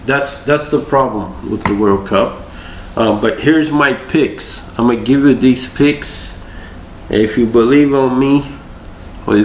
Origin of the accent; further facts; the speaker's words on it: Rio de Janeiro, Brazil; moved away; I was from Brazil, Rio de Janeiro.